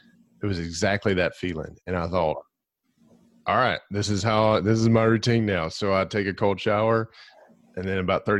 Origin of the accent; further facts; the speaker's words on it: Glencoe, Alabama, United States; I grew up in Glencoe, Alabama